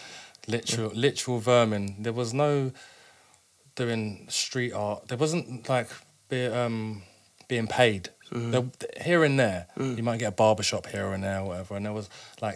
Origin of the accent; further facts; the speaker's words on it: London, United Kingdom; I grew up in Clapham Junction